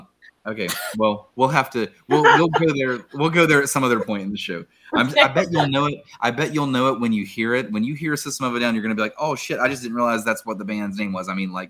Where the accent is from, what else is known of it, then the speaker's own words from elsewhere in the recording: Huntington, West Virginia, United States; I am a Huntington guy myself. So, like, JD and I, we are Huntington High